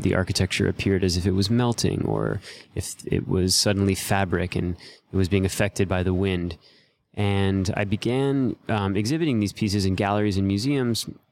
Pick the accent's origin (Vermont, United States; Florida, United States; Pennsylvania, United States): Florida, United States; Miami; moved away as an adult; also born or lived in New York; I grew up in Miami, Florida